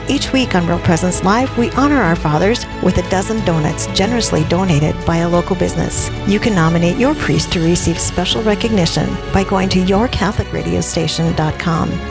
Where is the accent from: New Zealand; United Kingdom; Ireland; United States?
United States; Sioux Falls, South Dakota; I'm from Sioux Falls, South Dakota.